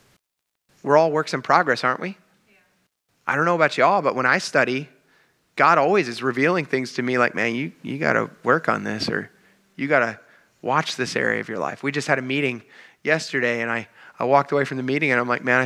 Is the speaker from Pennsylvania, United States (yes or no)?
yes; Perry County, Pennsylvania, United States; Where I grew up in Perry County, Pennsylvania